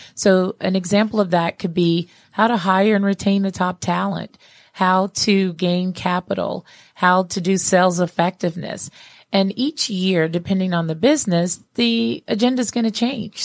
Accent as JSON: {"language": "English", "town": "Atlanta", "region": "Georgia", "country": "United States", "tie": "born or raised there", "said": "here in Atlanta, um, in my hometown here"}